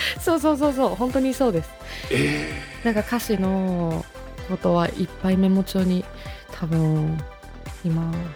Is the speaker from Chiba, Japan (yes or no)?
no; Nagano, Japan; moved away as an adult; also born or lived in Kagawa; now in Tokyo, Japan; 私地元長野なので